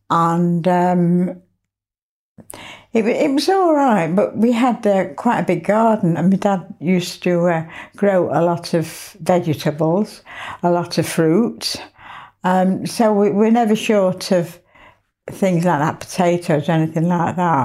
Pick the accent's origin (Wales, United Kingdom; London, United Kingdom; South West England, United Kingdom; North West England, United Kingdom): North West England, United Kingdom; Manchester; I was born in Withington Hospital, Manchester, and then we lived in Baisley Road, Northenden